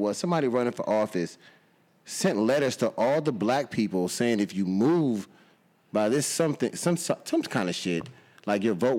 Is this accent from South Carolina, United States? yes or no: no; New Roads, Louisiana, United States; now in San Antonio, United States; I'm from Louisiana. So I'm from a little town called New Roads, and that little town is segregated. The train tracks run through the middle of the city. White folks on this side, black folks on this side. It's still like that.